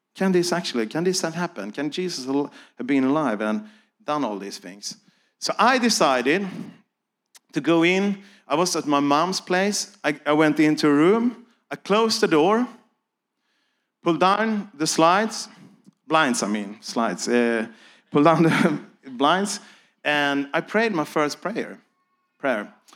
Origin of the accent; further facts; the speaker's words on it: Sweden; I'm here from Sweden